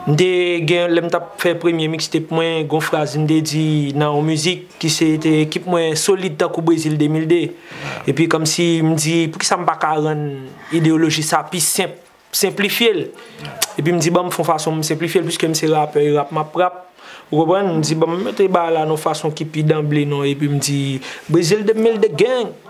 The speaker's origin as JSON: {"language": "Haitian Creole", "town": "Cap-Haïtien", "region": "Nord", "country": "Haiti", "tie": "born or raised there", "said": "mse neg okap, mfe tokap, mlevi okap, mal lekol okap, mfini lekol okap Mfe universite, mse okap toujou"}